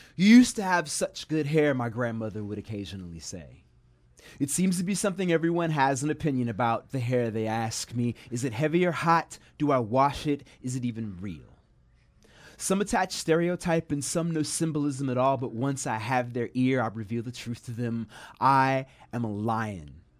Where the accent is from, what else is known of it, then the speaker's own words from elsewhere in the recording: Chicago, Illinois, United States; now in Humboldt County, United States; I come rough hewn from South Side Chicago streets and urban sprawl.